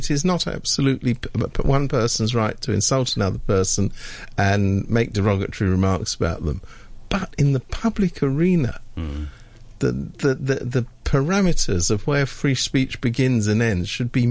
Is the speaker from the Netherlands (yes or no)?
no; United Kingdom; being British